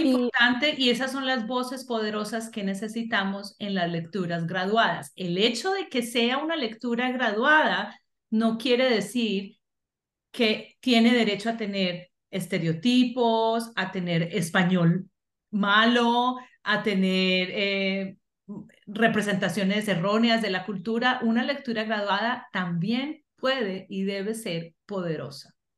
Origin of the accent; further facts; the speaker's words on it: Colombia; moved away; por ser latinoamericana, por ser colombiana, por ser inmigrante